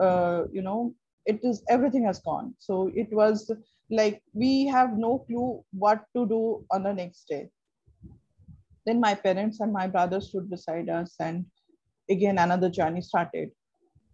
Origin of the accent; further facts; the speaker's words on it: Kolkata, West Bengal, India; first language Bengali; English is a second language; I'm from Kolkata